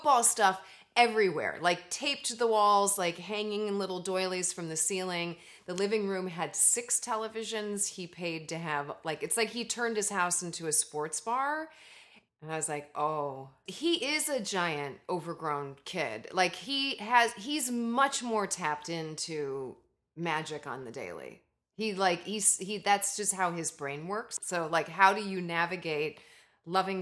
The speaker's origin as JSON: {"language": "English", "town": "Palatine", "region": "Illinois", "country": "United States", "moved": "as an adult", "lives_now": "Los Angeles, United States", "said": "I'm from Palatine, Illinois"}